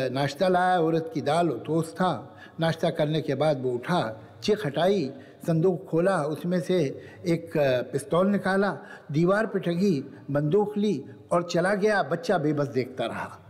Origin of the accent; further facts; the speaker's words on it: Lucknow, Uttar Pradesh, India; मैं तो बेचारा सिर्फ लखनऊ का रहने वाला हूँ